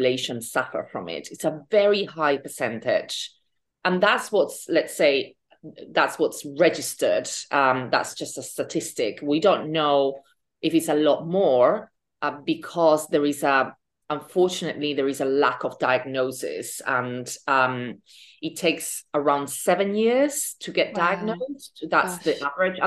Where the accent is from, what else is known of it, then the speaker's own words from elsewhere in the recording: Spain; moved away as an adult; also born or lived in London, United Kingdom; now in New York, United States; I am from Spain. I lived in the UK for 15 years.